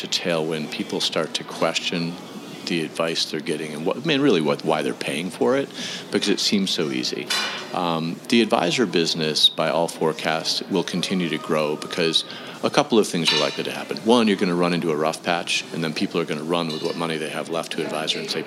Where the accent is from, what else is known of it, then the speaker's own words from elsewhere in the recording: Western New York, United States; moved away as an adult; also born or lived in Wooster, Ohio / Boston; I grew up in Western New York